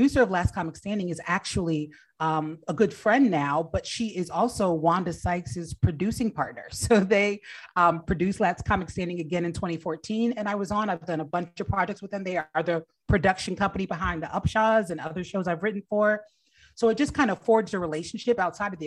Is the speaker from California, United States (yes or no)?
no; New Jersey, United States; moved away as an adult; also born or lived in Washington, D.C.; I grew up in New Jersey, but I went to Howard and was living in DC when I started comedy.